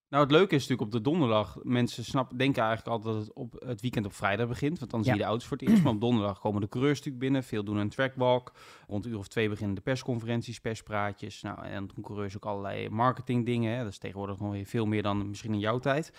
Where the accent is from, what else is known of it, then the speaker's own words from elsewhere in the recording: Netherlands; als Nederlandse journalist